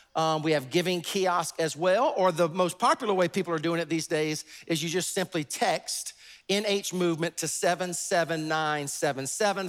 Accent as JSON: {"language": "English", "region": "the Carolinas", "country": "United States", "tie": "born or raised there", "said": "I was born and raised in the Carolinas my entire life"}